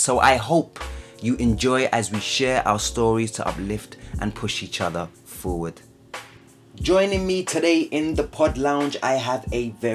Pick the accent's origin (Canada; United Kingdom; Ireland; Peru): United Kingdom; London; I'm obviously from Southeast London, Peckham.